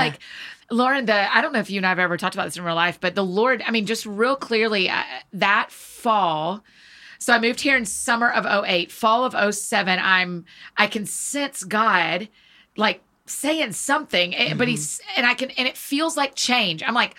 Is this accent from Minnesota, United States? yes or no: no; Marietta, Georgia, United States; moved away as an adult; now in Nashville, United States; So I grew up in Georgia. I grew up in Marietta.